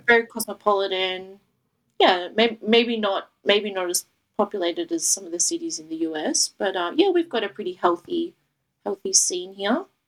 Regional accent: Melbourne, Victoria, Australia; I'm from Melbourne, Australia

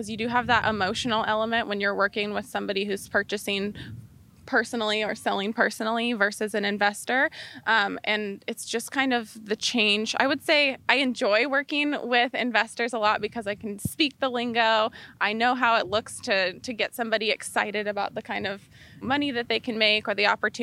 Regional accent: Albany, Oregon, United States; now in Arizona, United States; I grew up in Albany, Oregon, on a little farm in Albany.

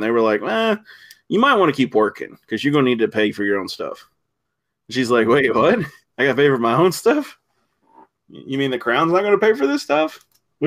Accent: United States; I'm American

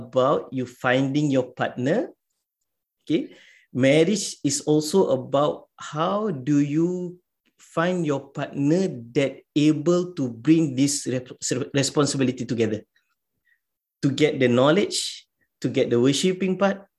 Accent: Singapore; in our context as a Singaporean

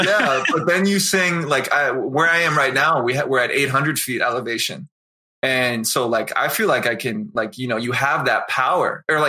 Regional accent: Easton, Massachusetts, United States; now in Denver, United States; My parents, so we grew up outside of Boston in this town called Easton, Massachusetts.

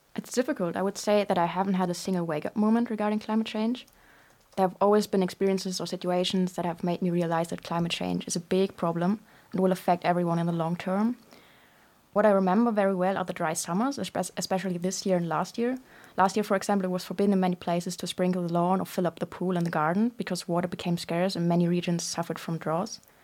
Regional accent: Germany; moved away as an adult; now in London, United Kingdom; I'm from Germany, and I'm twenty-two years old.

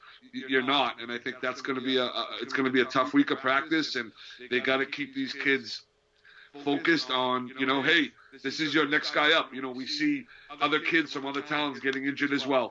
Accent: Lawrence, Massachusetts, United States; I grew up in Lawrence, played high school football there, and graduated from Lawrence High

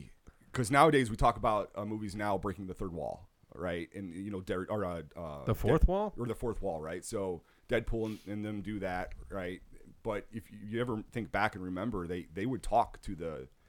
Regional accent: Illinois, United States; And we're from Illinois

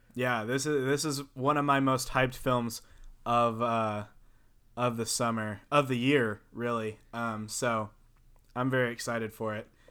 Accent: the South, United States; I'm from the South

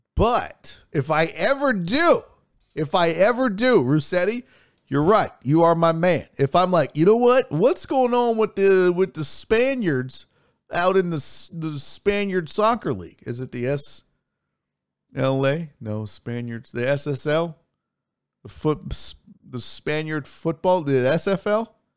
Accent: Houston, Texas, United States; also born or lived in Spring, Texas; Houston, Texas. Born and raised

